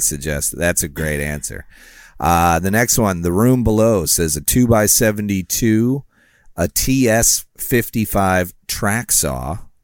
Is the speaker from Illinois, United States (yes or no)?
yes; Rockford, Illinois, United States; my hometown